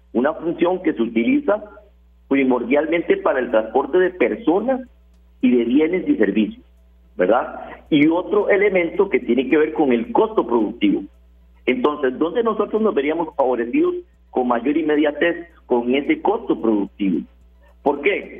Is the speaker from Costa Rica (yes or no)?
yes; Costa Rica; la posición de nosotros como ciudadanos costarricenses